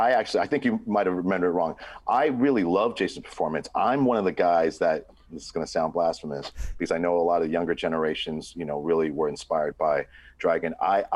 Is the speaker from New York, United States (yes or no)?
yes; New York, United States; where I grew up in New York, I grew up in a predominantly black neighborhood.